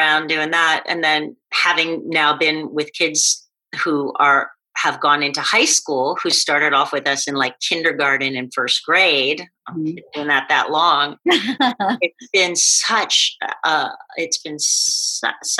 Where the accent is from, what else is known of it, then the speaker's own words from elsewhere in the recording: Ohio, United States; also born or lived in Painesville, Ohio; I grew up in Ohio in a small town